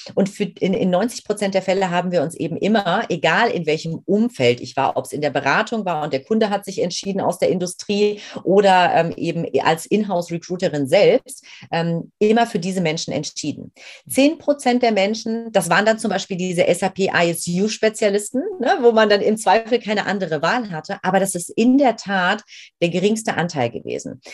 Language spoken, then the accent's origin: German; Main-Kinzig-Kreis, Rhine-Main area, Hesse, Germany; ich bin ein Kind aus dem Rhein-Main-Gebiet, bin groß geworden in einem recht äh, ja, überschaubaren Örtchen, aber einem sehr, sehr schönen ähm, äh, im Main-Kinzig-Kreis